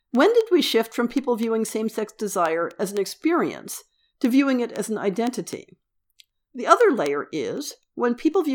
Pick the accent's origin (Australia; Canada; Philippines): Australia; Even the word gay was not really used growing up in Australia.